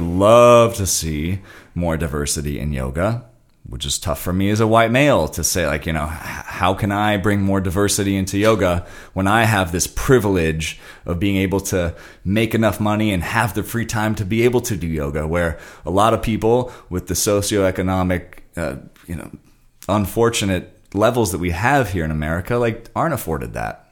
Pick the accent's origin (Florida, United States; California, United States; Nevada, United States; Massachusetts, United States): California, United States; Santa Monica; when I grew up in Santa Monica